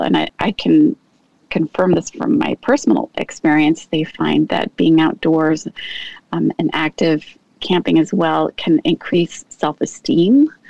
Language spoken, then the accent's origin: English; Pacific Northwest, United States; Well, I had the privilege, as I said, of growing up in the Pacific Northwest, and my mom knew or found out about YMCA camps.